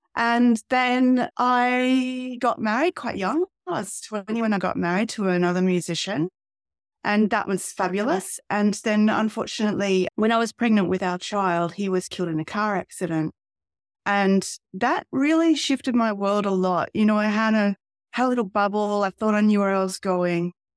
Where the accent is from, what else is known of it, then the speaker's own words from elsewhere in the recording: Albury, New South Wales, Australia; I come from a town called Aubrey, which is in regional Australia. It's about halfway between Melbourne and Sydney. and I grew up there